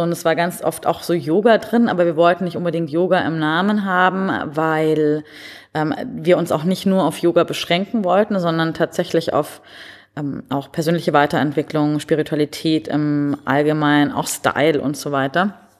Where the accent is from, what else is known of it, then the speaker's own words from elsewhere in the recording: Munich, Bavaria, Germany; moved away; also born or lived in Berlin; ich bin ursprünglich aus München